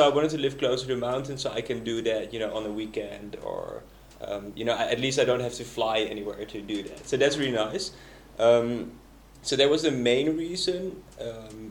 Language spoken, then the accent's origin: English; Netherlands; moved away as an adult; I'm originally from the Netherlands